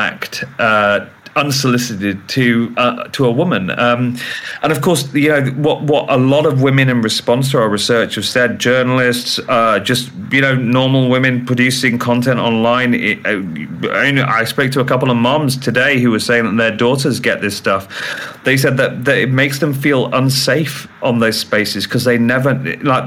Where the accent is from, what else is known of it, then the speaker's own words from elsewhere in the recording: United Kingdom; I'm British